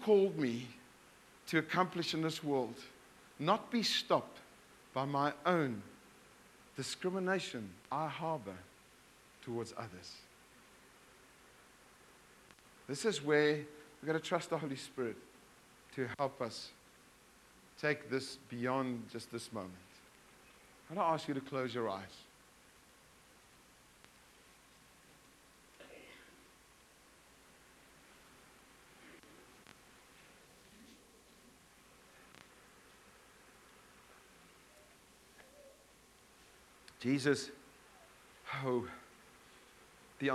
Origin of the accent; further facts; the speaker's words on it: South Africa; now in Bulawayo, Zimbabwe; I come from Afrikaans, South Africa, male, white background.